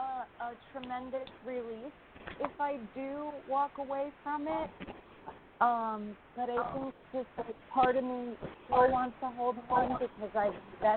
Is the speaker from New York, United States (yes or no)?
yes; New York, United States